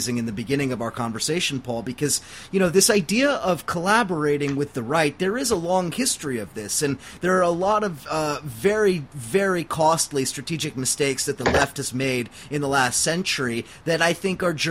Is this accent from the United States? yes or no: yes; Huntington Beach, California, United States; my own hometown in Huntington Beach, California